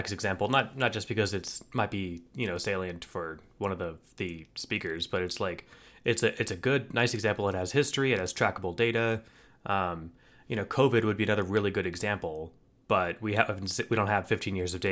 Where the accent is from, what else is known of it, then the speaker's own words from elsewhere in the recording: United States; as an American